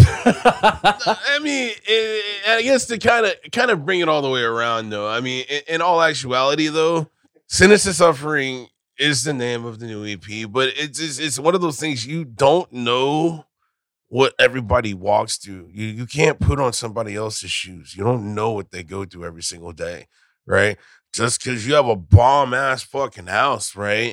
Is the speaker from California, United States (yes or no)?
yes; California, United States; now in Texas, United States; I'm a Californian, right? I'm originally from there, but I moved here before it was cool